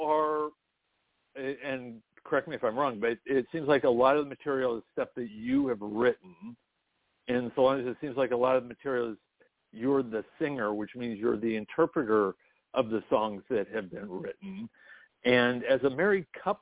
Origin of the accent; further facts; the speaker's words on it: Long Beach, California, United States; I come from Long Beach